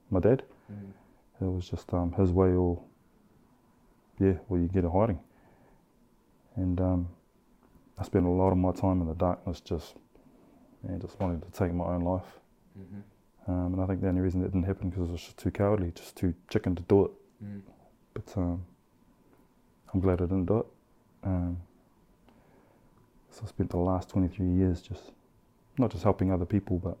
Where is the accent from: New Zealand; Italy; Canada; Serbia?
New Zealand; Christchurch, Canterbury; also born or lived in Australia; I grew up in obviously in Christchurch, Shirley, and parts of that was back in Oz. So, you know, right through primary school, intermediate, and high school, I was back and forth.